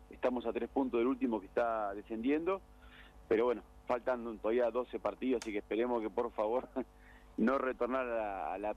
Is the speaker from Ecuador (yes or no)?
no; Argentina; nosotros, como argentinos